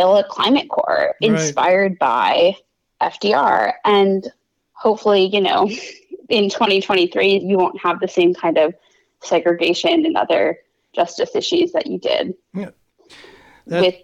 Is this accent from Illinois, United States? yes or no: yes; Illinois, United States; now in Maine, United States; I grew up in Illinois. I grew up in Grace Tour Speaker Dennis Hastert District